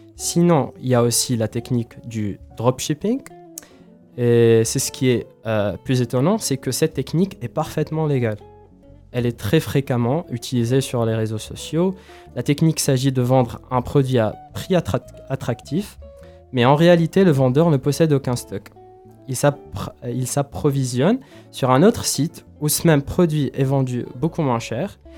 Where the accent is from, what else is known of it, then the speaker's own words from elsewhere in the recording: Tunisia; moved away; je viens de la Tunisie d'une famille bon, qui, bon, une musulmane